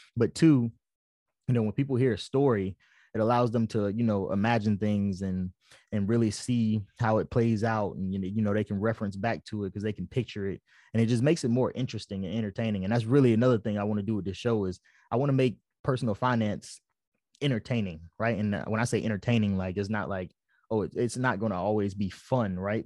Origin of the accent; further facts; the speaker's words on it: Fayetteville, North Carolina, United States; moved away as an adult; also born or lived in Japan; I'm from Fayetteville, North Carolina